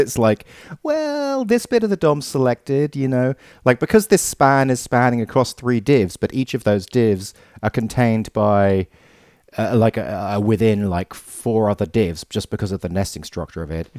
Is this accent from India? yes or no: no; England, United Kingdom; I'm the English guy